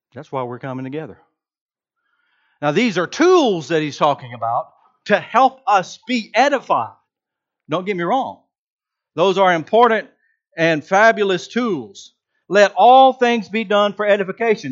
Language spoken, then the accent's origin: English; Georgia, United States; I'm from Georgia